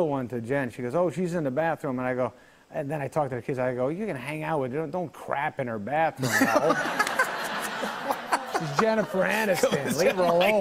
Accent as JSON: {"language": "English", "town": "Manchester", "region": "New Hampshire", "country": "United States", "tie": "born or raised there", "said": "there's a show called Uncle Gus when I was a kid in Manchester, New Hampshire"}